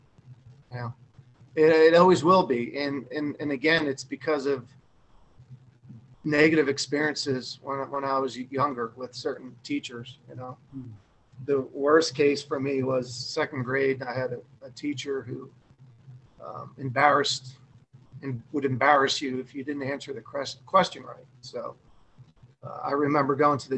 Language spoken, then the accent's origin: English; Parsippany, New Jersey, United States; I grew up in Parsippany at this little pool called Glacier Hills